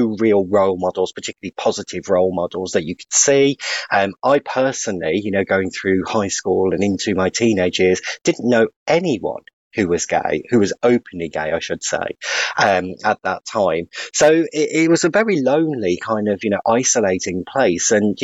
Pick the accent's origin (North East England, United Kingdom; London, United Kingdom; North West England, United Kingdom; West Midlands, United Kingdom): West Midlands, United Kingdom; West Bromwich; I was really lucky to grow up in the West Midlands